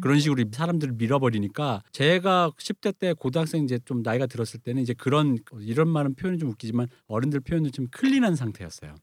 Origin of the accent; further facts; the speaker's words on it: Seoul, South Korea; 제가 대학로에 살아서 아는데 제가 대학로에서 중학생 때까지는